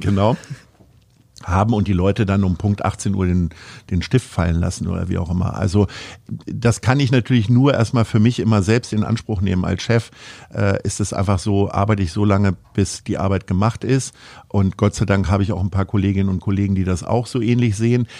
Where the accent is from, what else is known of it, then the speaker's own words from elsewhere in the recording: Stadthagen, Lower Saxony, Germany; moved away as an adult; now in Hamburg, Germany; in meinem Heimatort äh, in der Nähe von Hannover in Stadthagen